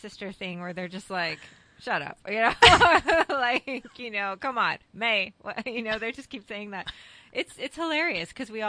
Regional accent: Texas, United States; I grew up in Texas.

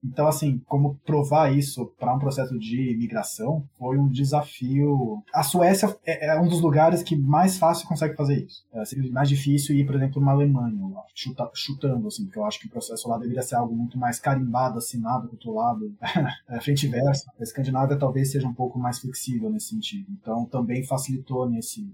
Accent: São Paulo, Brazil; moved away as an adult; now in Stockholm, Sweden; Eu cresci em São Paulo, nasci em São Paulo, cresci em São Paulo

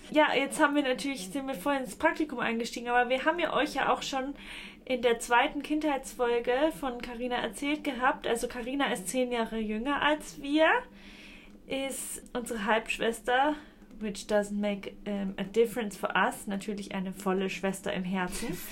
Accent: Heroldsberg, Bavaria, Germany

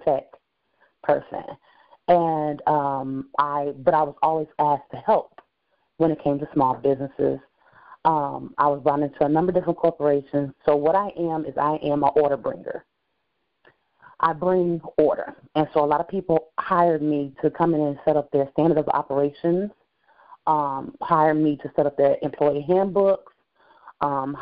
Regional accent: Gary, Indiana, United States; also born or lived in Mississippi / Alabama; I was born in Northwest Indiana, but my family hails from Mississippi and Alabama, so they actually had me on vacation. I was a month late. Since then, I've been in Gary, Indiana.

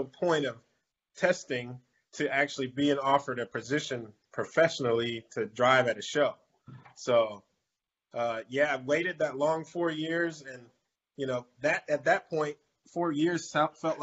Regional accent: Orlando, Florida, United States; my hometown of Orlando

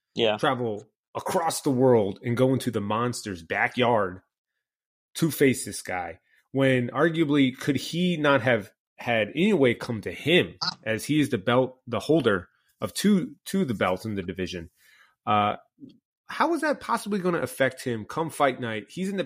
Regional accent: United States; as an American.

